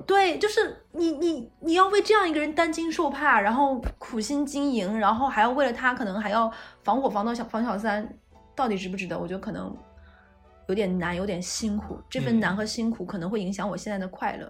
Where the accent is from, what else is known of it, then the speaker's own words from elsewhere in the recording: Northeast China, China; moved away; 可以直接说出我的家乡哈尔滨